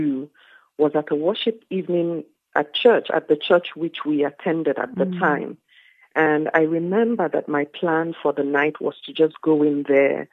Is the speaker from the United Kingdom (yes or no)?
no; Nigeria; moved away as an adult; now in South Africa; I am Nigerian. I have lived in South Africa for close to 20 years now